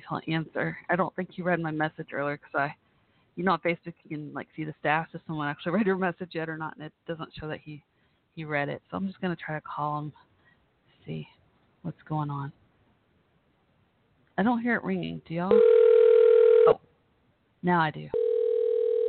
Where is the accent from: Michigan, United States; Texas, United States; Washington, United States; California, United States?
Texas, United States; Irving; moved away; also born or lived in Waco, Texas; I'm from Irving, Texas. When I grew up there, I grew up from like sixth grade on